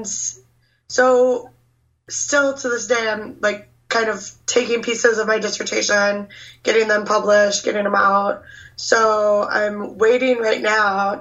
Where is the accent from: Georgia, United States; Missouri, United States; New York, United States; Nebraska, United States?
Nebraska, United States; I grew up in Nebraska